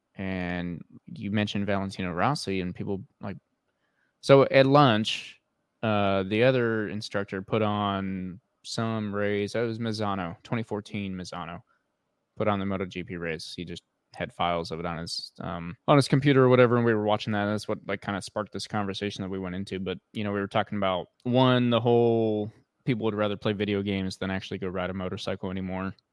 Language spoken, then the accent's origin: English; United States; we're American and we're over here in America